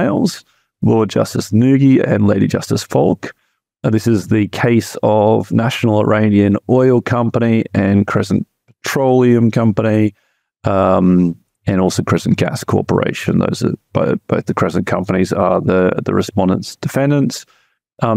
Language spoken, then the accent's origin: English; Australia; moved away; when I was a child growing up in Australia